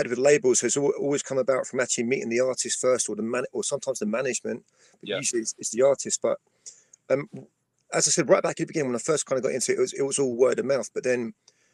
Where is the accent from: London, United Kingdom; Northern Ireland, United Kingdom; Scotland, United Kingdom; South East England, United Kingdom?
London, United Kingdom; Wallington; I was still very much based in my hometown at that point. I was based in Wallington.